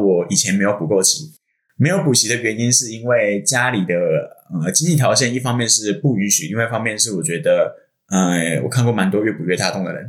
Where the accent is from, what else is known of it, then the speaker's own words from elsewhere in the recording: Hsinchu, Taiwan; 我是新竹人